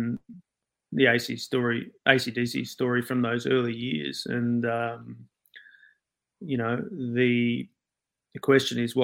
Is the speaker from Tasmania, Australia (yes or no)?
no; Sydney, New South Wales, Australia; I grew up in Sydney, in and around the Balmain rock scene here